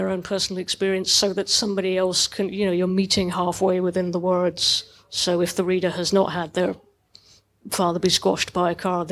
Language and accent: English; Dundee, Scotland, United Kingdom; I was growing up in Dundee